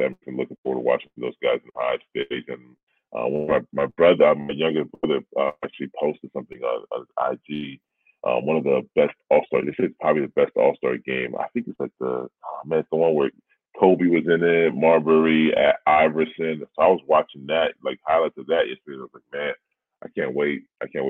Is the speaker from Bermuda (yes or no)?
no; Canada; Being a Canadian